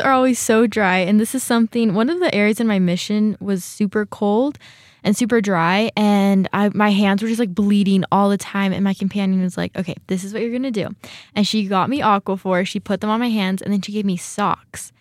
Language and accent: English; California, United States; moved away as an adult; now in Rexburg, United States; I grew up in California too.